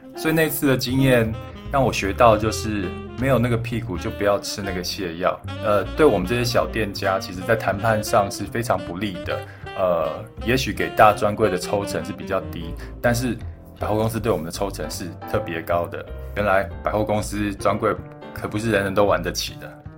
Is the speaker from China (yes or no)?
no; Xincheng, Hualien County, Taiwan; also born or lived in Thailand; 我是出生在泰国，然后从泰国搬来台湾的时候呢，我们，我爸妈是，呃，搬到了花莲的新城乡。我不知道你们有没有听过新城乡。它是一个蛮偏僻的一个小乡村。我们社区的旁边呢，就是原住民的部落